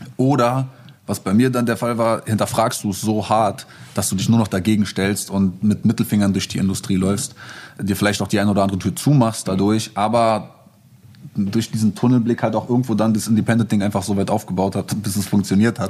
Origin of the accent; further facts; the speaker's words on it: Berlin, Germany; Ich bin irgendwie in Moabit aufgewachsen